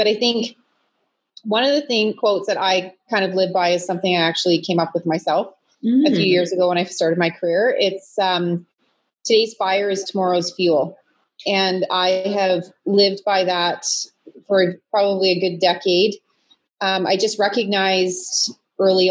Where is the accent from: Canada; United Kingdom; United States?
Canada; London, Ontario; moved away as an adult; now in Kitchener-Waterloo, Canada; originally I was, I'm from London, Ontario. But the last 21, 22 years, I found a home here in Kitchener-Waterloo